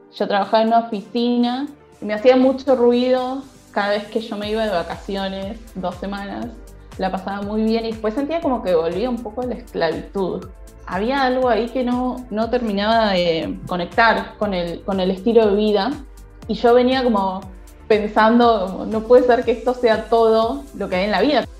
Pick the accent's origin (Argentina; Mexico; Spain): Argentina; Buenos Aires; de Buenos Aires, Argentina